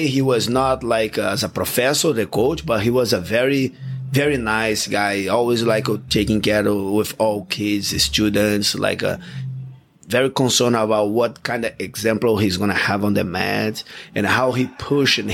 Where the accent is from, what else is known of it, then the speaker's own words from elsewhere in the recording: Rio de Janeiro, Brazil; English is a second language; moved away; I grew up about one block by the beach in the beautiful Rio de Janeiro in Ipanema